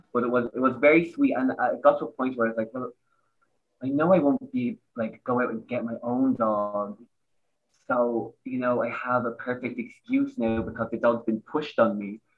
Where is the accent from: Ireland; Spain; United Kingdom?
Ireland; Dublin, Leinster; accent: Irish; moved away as an adult; now in Germany; I'm from Dublin